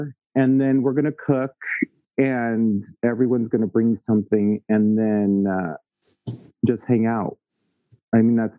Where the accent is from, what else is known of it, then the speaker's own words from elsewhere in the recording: Victorville, California, United States; now in Fontana, United States; I grew up in Victorville.